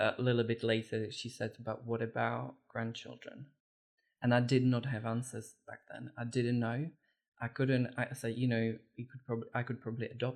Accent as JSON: {"language": "English", "country": "Czechia", "tie": "born or raised there", "moved": "yes", "said": "I was born and brought up in the Czech Republic"}